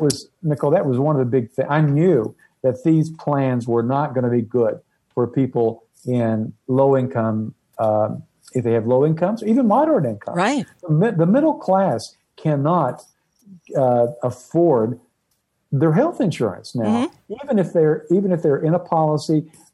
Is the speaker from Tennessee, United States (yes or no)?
yes; East Tennessee, United States; where I grew up in East Tennessee